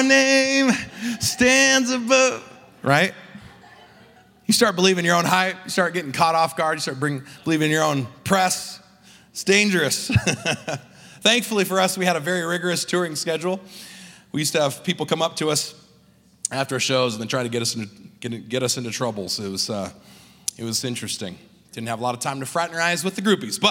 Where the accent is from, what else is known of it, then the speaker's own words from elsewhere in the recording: California, United States; accent: California; moved away as an adult; also born or lived in New Zealand; now in Salt Lake City, United States; originally growing up in California, I had an accent that I didn't realize I had